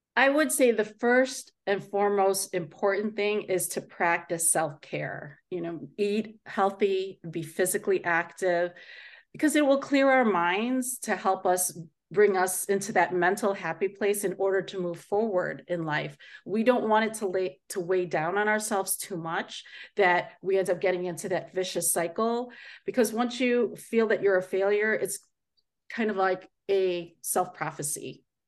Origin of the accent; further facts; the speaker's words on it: Chicago, Illinois, United States; born and raised in the Chicago area, uh, but I am Filipino